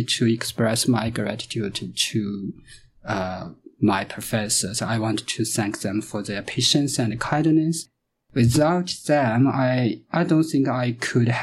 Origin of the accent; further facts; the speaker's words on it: China; moved away as an adult; now in Canada; I'm from China.